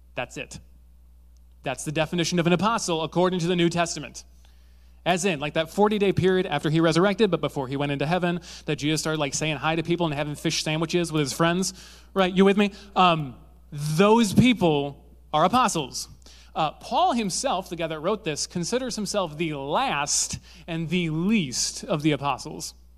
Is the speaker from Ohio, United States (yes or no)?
no; Zeeland, Michigan, United States; I grew up in Zealand, uh, which, if you don't know what Zealand is, it's where they spawn Dutch people.